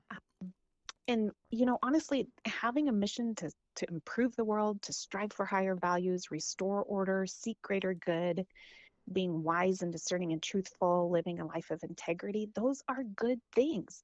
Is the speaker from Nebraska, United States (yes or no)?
yes; Holdrege, Nebraska, United States; also born or lived in Lincoln, Nebraska; when I was in seventh grade, we moved from Holdridge to Lincoln